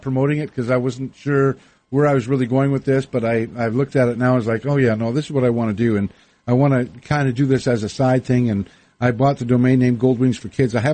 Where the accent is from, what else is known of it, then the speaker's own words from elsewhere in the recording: Winnipeg, Manitoba, Canada; moved away as an adult; also born or lived in Victoria / Vancouver; now in United States; Growing up in Winnipeg